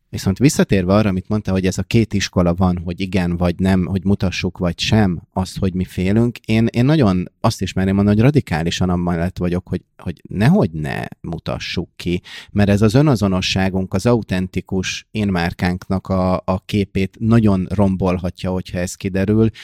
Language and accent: Hungarian; Hungary